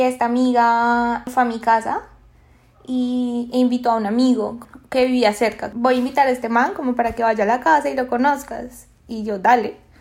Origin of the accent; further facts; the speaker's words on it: Bogotá, Colombia; moved away as an adult; now in Lima, Peru; yo vivo en Lima, Perú en este momento, pero soy de Colombia, soy bogotana, rolísima de corazón